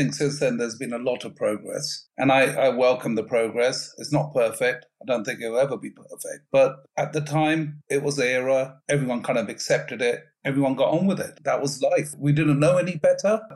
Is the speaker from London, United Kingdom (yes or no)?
yes; London, United Kingdom; also born or lived in Birmingham; we're all from London